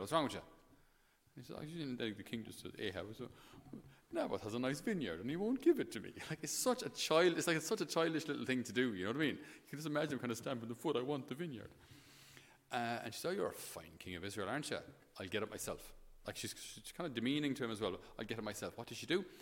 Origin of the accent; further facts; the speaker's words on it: Thurles, Munster, Ireland; passing through my hometown today in Thurles